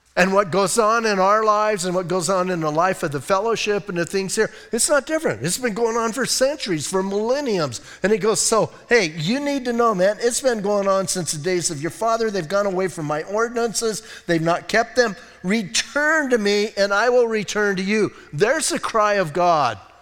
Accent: Bisbee, Arizona, United States; I grew up in Bisbee, and I grew up with mining and smelting and all

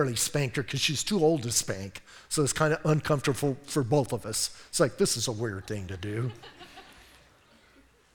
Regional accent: Bisbee, Arizona, United States; now in Sierra Vista, United States; I was raised in Bisbee

